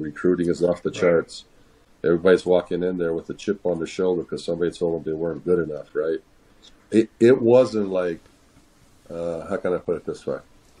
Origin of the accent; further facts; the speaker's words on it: Northwest Indiana, United States; moved away as an adult; now in Bloomington-Normal, United States; Michael and I came from Northwest Indiana.